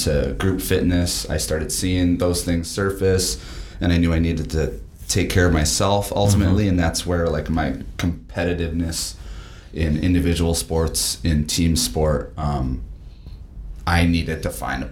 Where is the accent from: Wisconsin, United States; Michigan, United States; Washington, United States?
Wisconsin, United States; Waupaca; I grew up in Waupaca, Wisconsin